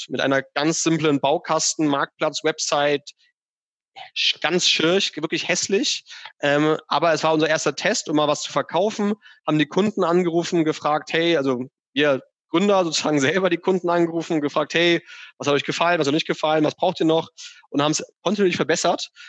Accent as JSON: {"language": "German", "region": "Hamburg", "country": "Germany", "tie": "born or raised there", "said": "dass nicht irgendwie meine Heimatstadt Hamburg überflutet ist äh, in, in zehn Jahren, weil da die Eiskappen komplett geschmolzen sind"}